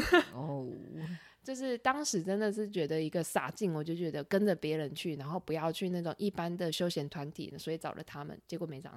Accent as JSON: {"language": "Chinese", "country": "Taiwan", "said": "只有我一个台湾人"}